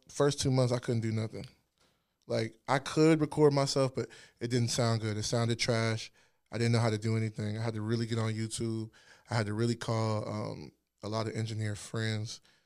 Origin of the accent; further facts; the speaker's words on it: Alexandria, Virginia, United States; moved away as an adult; also born or lived in Washington, D.C. / Hampton, Virginia / Ghana (ancestry); now in Richmond, United States; I'm from Virginia. I lived in Northern Virginia.